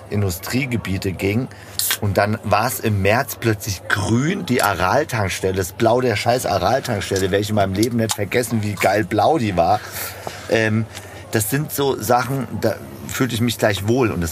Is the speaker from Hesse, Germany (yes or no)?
yes; Hanau, Hesse, Germany; Also wir waren ja in Maintal-Bischofsheim. Ich bin dann eher aufgewachsen in Hanau.